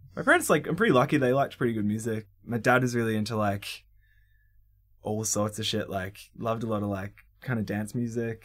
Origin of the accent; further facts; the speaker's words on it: Melbourne, Victoria, Australia; I grew up in Briar Hill, or El, like, Eltham, really, like the northeast suburbs of Melbourne